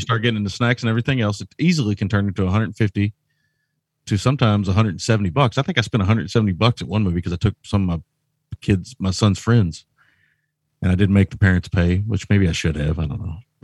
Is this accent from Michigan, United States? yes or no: no; Shively, Kentucky, United States; I grew up in Shively and would drive to Saint Matthews to rent Laserdisc